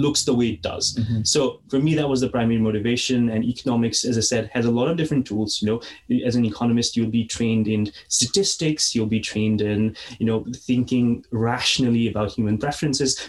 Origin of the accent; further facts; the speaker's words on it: Nepal; moved away; I'm originally from Nepal Valley, 200 kilometers west of the capital